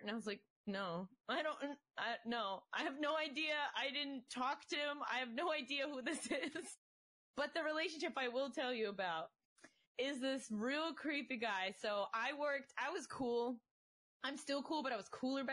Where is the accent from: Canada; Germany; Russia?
Russia; moved away; I come from Soviet Russia